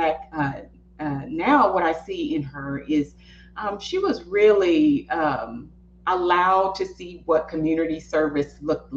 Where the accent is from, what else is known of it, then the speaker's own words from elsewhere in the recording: East Texas, United States; I'm from East Texas.